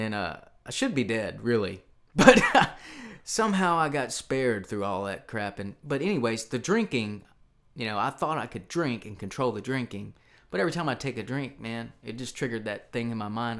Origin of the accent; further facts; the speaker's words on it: Charlotte, Tennessee, United States; also born or lived in Nashville, Tennessee; the town I grew up in is called Charlotte, Tennessee.